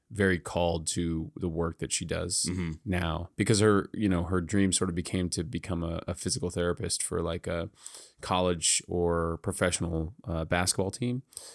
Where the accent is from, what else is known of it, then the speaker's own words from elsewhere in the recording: Victorville, California, United States; I don't think it's gotten any better. There's really no art there. There's no art community.